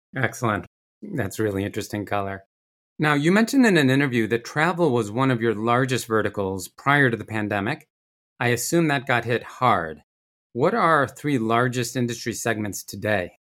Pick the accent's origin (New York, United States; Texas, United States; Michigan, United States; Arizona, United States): New York, United States; Rochester; I grew up in Rochester, New York